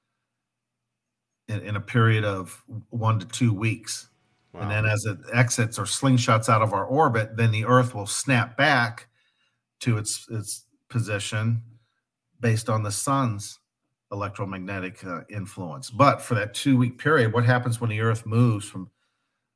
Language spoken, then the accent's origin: English; Midwest, United States; I grew up in the Midwest, so I'm comfortable with the culture of the Midwest